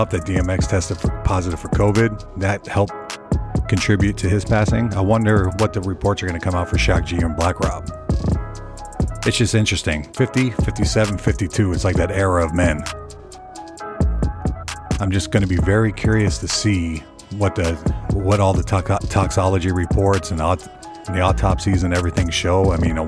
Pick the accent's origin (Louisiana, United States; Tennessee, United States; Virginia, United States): Tennessee, United States; Nashville; I'm from Nashville